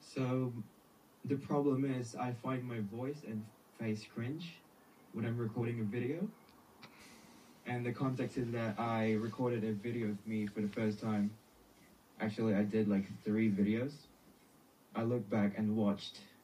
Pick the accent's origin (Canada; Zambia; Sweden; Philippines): Philippines; accent: strong Filipino; my strong Filipino accent